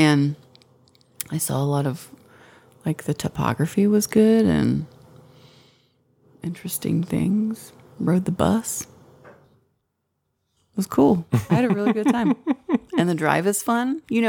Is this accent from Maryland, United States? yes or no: no; St. Louis, Missouri, United States; We're from St. Louis